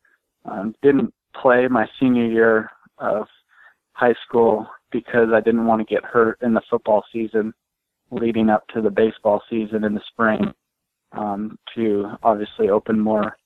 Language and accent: English; San Diego, California, United States; I was born and raised in San Diego, California